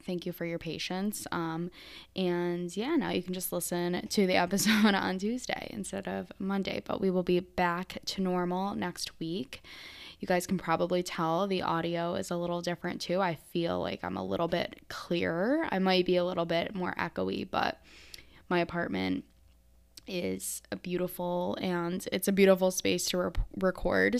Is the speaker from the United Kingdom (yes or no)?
no; Syracuse, New York, United States; moved away as an adult; also born or lived in Brooklyn, New York City; now in Maryland, United States; I'm from Syracuse, New York, uh, or that area of upstate New York